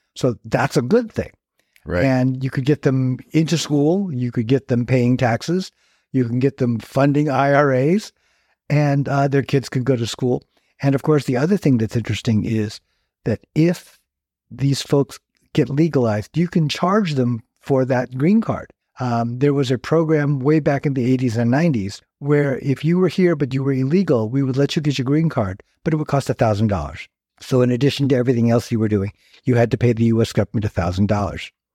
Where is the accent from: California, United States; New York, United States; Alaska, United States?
California, United States; Fairfield; also born or lived in San Francisco Bay Area / Palm Springs, California; until about the age of 12, I grew up in, in, in Fairfield. And then for a lot of reasons, my family just decided to move to the San Francisco Bay Area